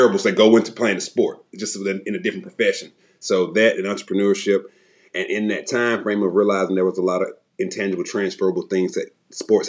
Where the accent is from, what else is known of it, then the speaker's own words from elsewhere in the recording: Atlanta, Georgia, United States; also born or lived in Arkansas; now in Knoxville, United States; born and raised in Southwest Atlanta, did a lot of moving